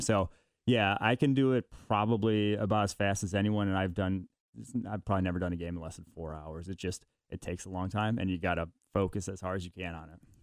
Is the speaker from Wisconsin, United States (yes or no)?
yes; Milwaukee, Wisconsin, United States; I was born in Milwaukee, so I'm a Packers fan by birth